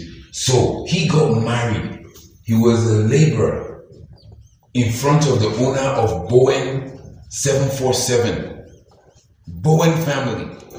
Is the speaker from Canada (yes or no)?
no; Nigeria; In my Nigerian context, as a Nigerian guy